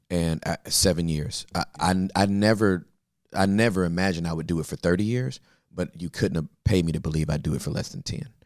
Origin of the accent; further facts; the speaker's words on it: Inglewood, California, United States; moved away as an adult; also born or lived in West Covina / Valinda / Texas; I was born and raised in Inglewood